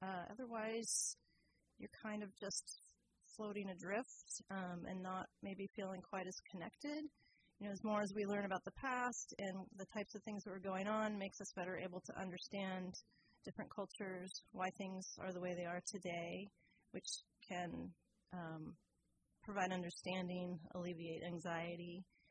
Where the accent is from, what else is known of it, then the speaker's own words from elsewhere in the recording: Fairfax, California, United States; also born or lived in San Anselmo, United States / Terra Linda, United States; I grew up in Fairfax and San Anselmo and later Terra Linda.